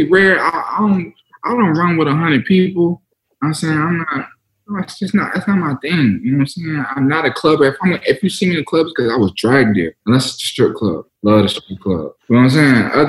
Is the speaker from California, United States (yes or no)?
no; Cobb County, Georgia, United States; I'm from Cobb